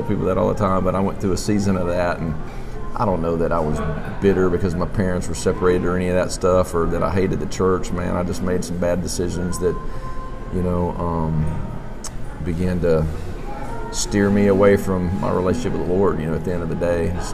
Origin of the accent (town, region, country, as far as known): Montgomery, Alabama, United States; born or raised there; also born or lived in West Palm Beach, Florida / Nashville